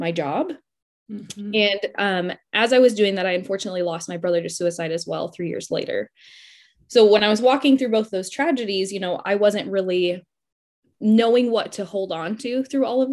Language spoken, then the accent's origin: English; Denver, Colorado, United States; moved away as an adult; now in Oklahoma City, United States; So I'm originally from Denver, Colorado. I lived there pretty much my entire life until I decided to go to Oklahoma State